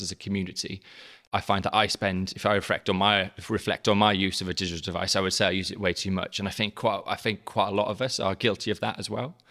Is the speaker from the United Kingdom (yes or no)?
yes; South Wales Valleys, United Kingdom; moved away; I'm South Wales, originally. Um, so, uh, I'm a very strong and proud Welshman.